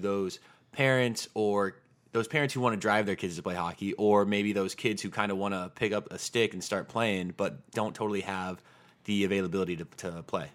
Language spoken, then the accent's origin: English; Tucson, Arizona, United States; I grew up in Tucson, Arizona